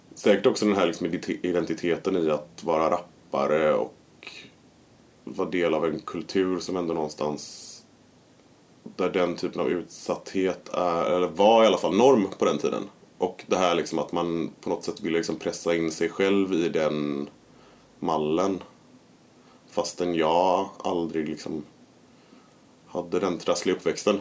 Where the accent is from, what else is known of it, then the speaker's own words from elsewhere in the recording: Gothenburg, Västra Götaland, Sweden; Jag är ju från Kungs i Majorna. Och där finns ju villor där det bor många, eller i alla fall när jag växte upp